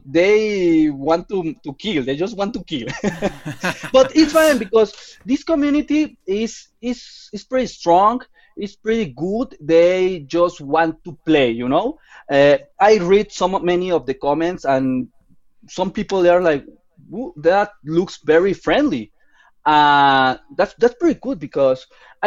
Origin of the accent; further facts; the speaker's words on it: Mexico City, Mexico; I'm from Mexico City, the main city in my country.